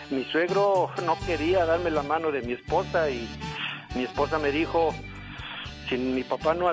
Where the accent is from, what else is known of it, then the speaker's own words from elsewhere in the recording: Puebla, Mexico; yo soy de Puebla, Alex.